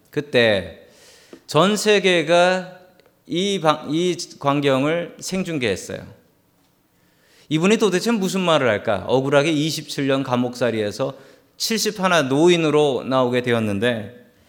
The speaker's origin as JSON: {"language": "Korean", "region": "Seoul", "country": "South Korea", "tie": "born or raised there", "said": "저는 어릴 적에 서울 살았지만"}